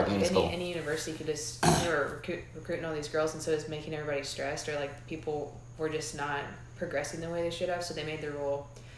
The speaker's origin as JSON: {"language": "English", "town": "Suwanee", "region": "Georgia", "country": "United States", "moved": "yes", "lives_now": "Oxford, United States", "said": "I'm from Swanee, Georgia."}